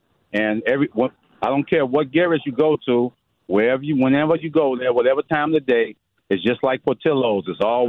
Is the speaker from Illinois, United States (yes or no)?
yes; Chicago, Illinois, United States; I'm from Chicago too.